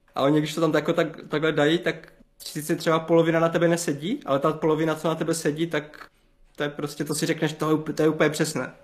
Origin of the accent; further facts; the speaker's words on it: Havířov, Moravian-Silesian Region, Czechia; pocházím z Havířova, z okolí Havířova, z takové malé vesničky, kousek od Havířova